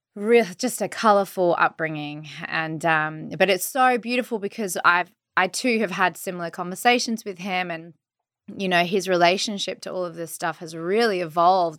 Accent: Australia; I'm from Australia.

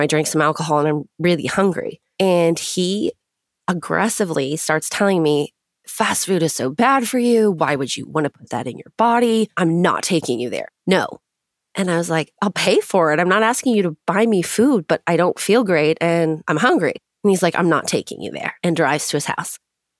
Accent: California, United States; I grew up in Orange County, California. Orange County is kind of its own weird little world, and money is a big deal there.

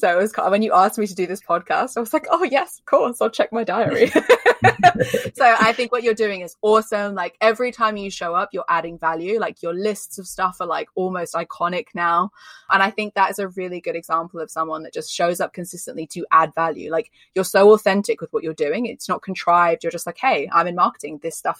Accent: Australia; now in United Kingdom; So if you can't tell from my accent, I live in the UK. I'm not from the UK, I'm Australian, but I live in the UK, so I sound really English.

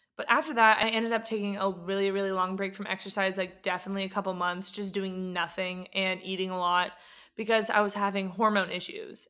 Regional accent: San Diego, California, United States; moved away as an adult; also born or lived in Atlanta, Georgia; now in Portland, United States; I grew up in San Diego, Charles Bowden specifically

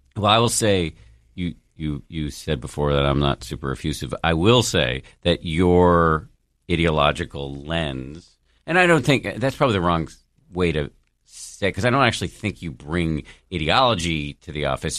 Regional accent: Massachusetts, United States; I was born in the People's Republic of Massachusetts. Both of my parents are scientists.

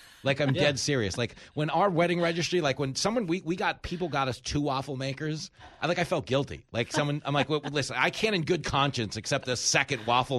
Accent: East Coast, United States; I grew up here in the East Coast

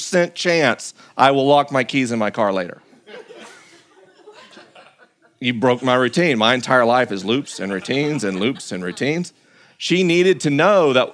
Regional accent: the South, United States; growing up in the South in a culture that in no way would tolerate variance from social norms

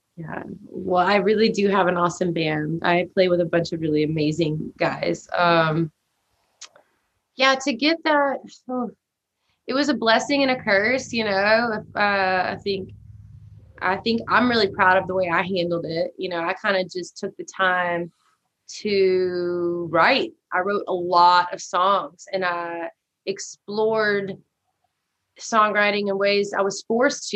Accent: Shreveport, Louisiana, United States; moved away as an adult; now in Austin, United States; born and raised in Louisiana

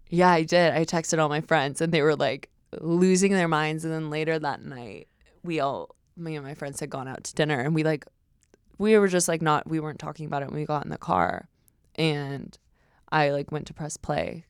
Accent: Westlake, California, United States; my hometown

